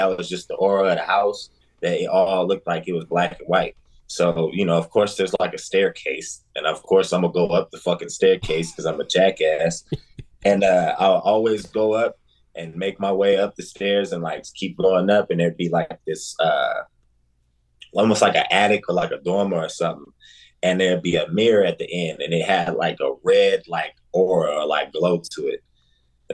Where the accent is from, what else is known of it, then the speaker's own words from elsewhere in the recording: Denver, Colorado, United States; now in Des Moines, United States; born and raised in Denver, Colorado, currently based in Des Moines, Iowa.